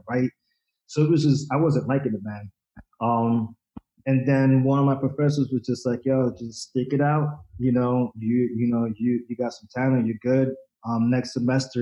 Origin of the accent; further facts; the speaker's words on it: Rockland County, New York, United States; also born or lived in Dominican Republic / Bronx, New York; we moved up to the suburbs, up to Rockland County, and I pretty much grew up there